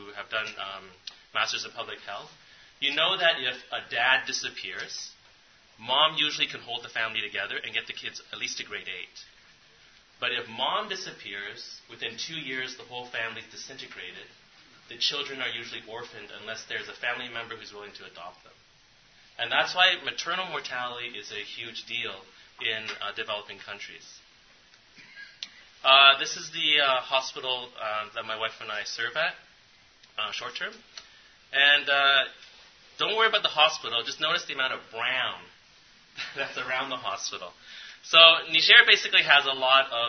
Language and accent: English; Canada; I'm from Canada, so all of our cities are along the border with the United States